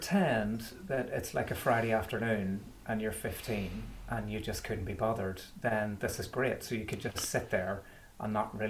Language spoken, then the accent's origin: English; Belfast, Northern Ireland, United Kingdom; moved away as an adult; I'm from Belfast, which you could possibly tell from the accent, but I haven't lived there in about 15 or 16 years, so it's mellowed a little bit.